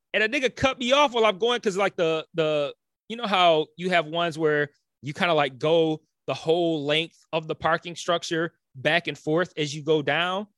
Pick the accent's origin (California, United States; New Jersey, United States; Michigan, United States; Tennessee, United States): Michigan, United States; Detroit; moved away; also born or lived in Los Angeles; I'm from Detroit.